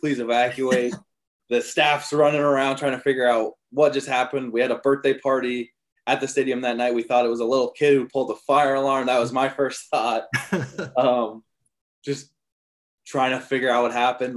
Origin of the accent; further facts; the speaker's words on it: Colorado, United States; moved away; I grew up in Colorado